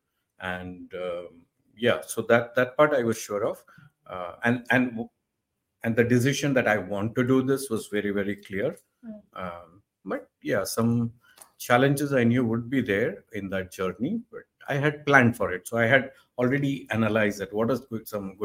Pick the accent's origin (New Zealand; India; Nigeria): India; South India; we come from the South Indian family